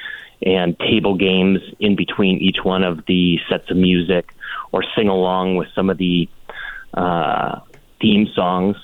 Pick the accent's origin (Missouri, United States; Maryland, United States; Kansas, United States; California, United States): California, United States; just north of San Francisco, Northern; now in Palm Springs, United States; I was born in Northern California, just north of San Francisco